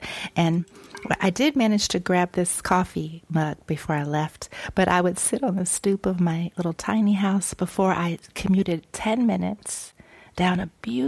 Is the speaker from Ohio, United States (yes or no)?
yes; Dayton, Ohio, United States; also born or lived in Los Angeles, California; now in Ben Lomond, United States; I'm from Dayton, Ohio